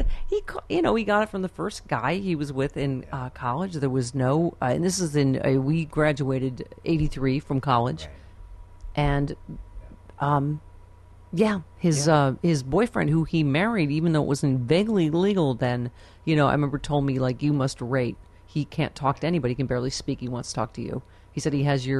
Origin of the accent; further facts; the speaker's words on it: Buffalo, New York, United States; I'm from Buffalo